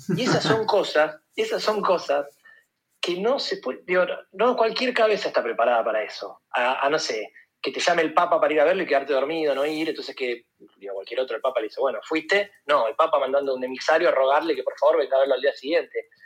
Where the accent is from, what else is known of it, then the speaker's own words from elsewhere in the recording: Buenos Aires, Argentina; moved away as an adult; yo hace ocho años me fui de Buenos Aires